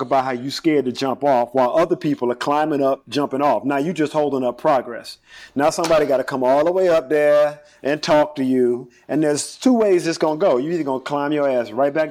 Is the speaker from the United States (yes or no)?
yes; South Carolina, United States; I was a kid from South Carolina